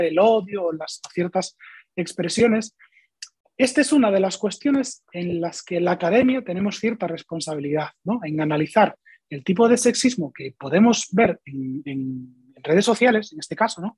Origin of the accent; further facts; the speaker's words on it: Galicia, Spain; yo que soy gallego